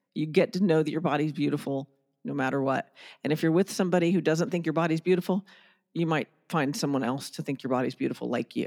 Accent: Germany; moved away; I grew up in Germany and I was topless on the beach at sixteen

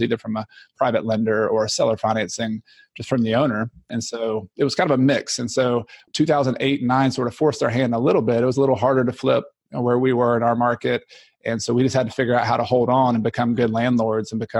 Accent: Newnan, Georgia, United States; moved away as an adult; now in South Carolina, United States; I was from Atlanta, outside Noonan, Georgia, originally.

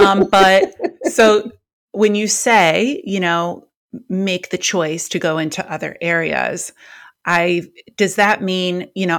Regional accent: Chicago, Illinois, United States; now in Orange County, United States; When I moved to Orange County, somebody asked me how I liked it. And I came from Chicago.

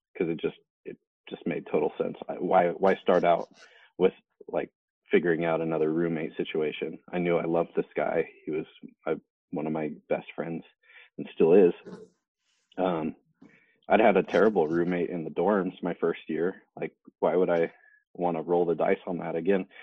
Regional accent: Salinas, California, United States; now in Tucson, Arizona, United States; I grew up in Salinas, California

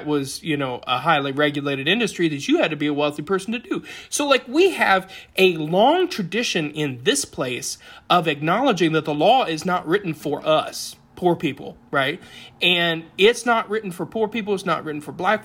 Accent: Appalachia, United States; I'm at Appalachian. I am born and bred down here in the hills

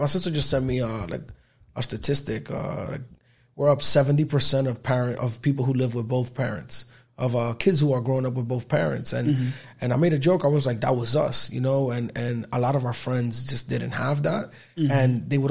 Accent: New York City, New York, United States; I was born and raised on 168th Street between Audubon and Amsterdam

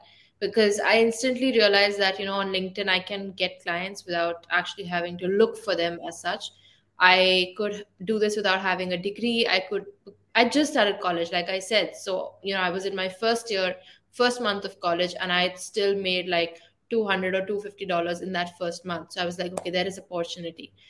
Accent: India; moved away as an adult; also born or lived in Ireland; I'm from India

